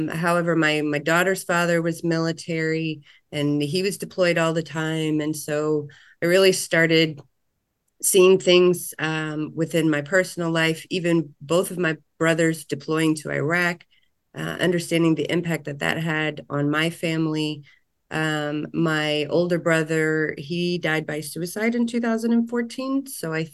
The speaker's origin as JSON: {"language": "English", "town": "Virginia Beach", "region": "Virginia", "country": "United States", "tie": "born or raised there", "moved": "as an adult", "lives_now": "Louisville, United States", "said": "I'm proud Navy brat. Grew up outside of the world's largest naval base in Virginia Beach, Virginia."}